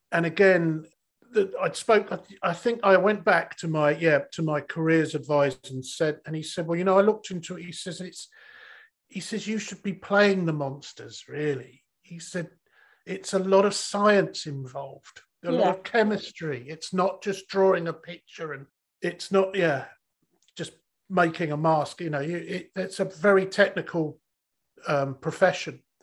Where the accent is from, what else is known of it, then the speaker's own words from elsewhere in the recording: Bognor Regis, South East England, United Kingdom; accent: Mockney; I'm from yeah. Bognor. I'm from Bognor. I'm a total, total, total Mockney.